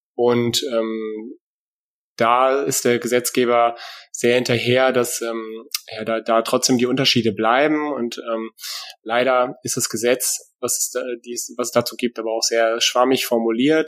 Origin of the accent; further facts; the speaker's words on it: Germany; now in Hesse, Germany; lebe hier im hessischen Exil, äh, weil eigentlich bin ich nämlich aus Friese